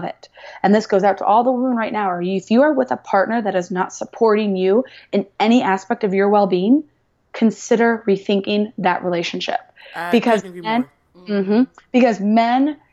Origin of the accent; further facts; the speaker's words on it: Indianapolis, Indiana, United States; I'm from Indianapolis, Indiana, and it's a very traditional place, very traditional state